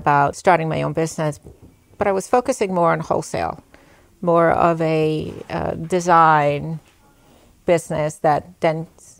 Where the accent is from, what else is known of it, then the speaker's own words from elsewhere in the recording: New York City, New York, United States; moved away as an adult; also born or lived in Bronx, New York / Puerto Rico / Brooklyn, New York; now in Nyack, United States; And then we returned. We lived in Queens, where I went to elementary and junior high school. And then my family moved to Richmond Hill in Queens also.